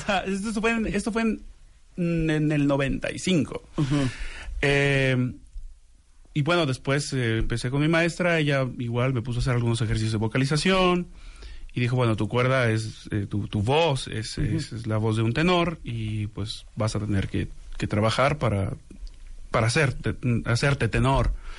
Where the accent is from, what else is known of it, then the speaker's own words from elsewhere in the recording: Xalapa, Veracruz, Mexico; yo soy originario de Jalapa, Veracruz.